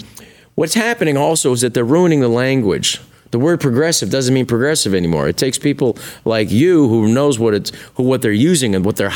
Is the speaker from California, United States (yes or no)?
yes; San Francisco, California, United States; I'm from San Francisco.